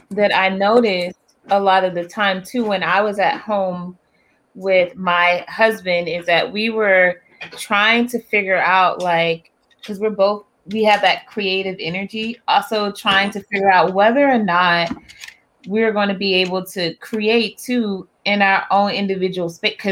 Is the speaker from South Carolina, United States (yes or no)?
yes; Charleston, South Carolina, United States; I'm from Charleston. I'm from oh. Charleston, South Carolina